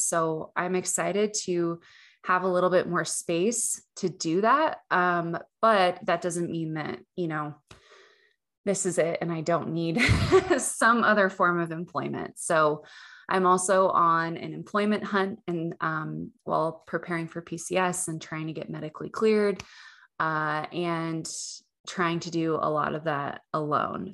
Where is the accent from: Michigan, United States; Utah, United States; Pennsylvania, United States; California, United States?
Utah, United States; moved away as an adult; now in Texas, United States; I grew up in Utah